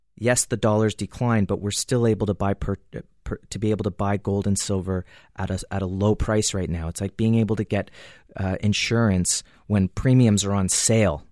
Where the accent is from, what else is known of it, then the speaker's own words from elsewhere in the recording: Canada; as a Canadian